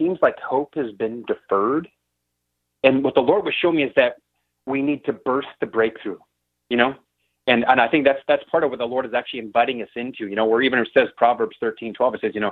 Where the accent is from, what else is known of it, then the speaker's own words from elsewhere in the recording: Wisconsin, United States; now in Madison, United States; I'm from Wisconsin, actually moved to Madison to actually go to school at the university